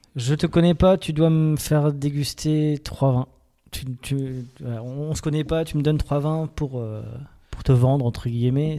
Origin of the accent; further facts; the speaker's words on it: Alsace, Grand Est, France; on est des Alsaciens